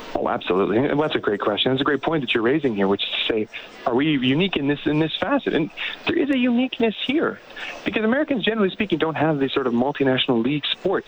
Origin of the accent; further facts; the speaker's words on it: Calgary, Alberta, Canada; I'm actually born in Calgary